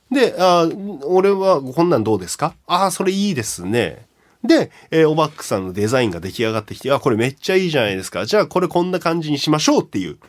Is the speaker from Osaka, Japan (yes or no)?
no; Kashiwa, Chiba, Japan; 自分の地元。おあちょうど柏